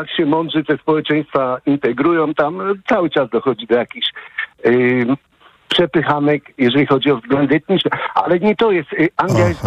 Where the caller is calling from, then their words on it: Łódź, Łódź Voivodeship, Poland; E, ja z Łodzi dzwonię, chciałem powiedzieć.